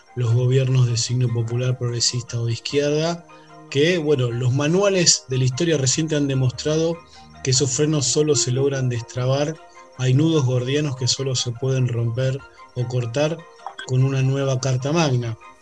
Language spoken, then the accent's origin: Spanish; Argentina; como argentinos tenemos un, orgullo nacional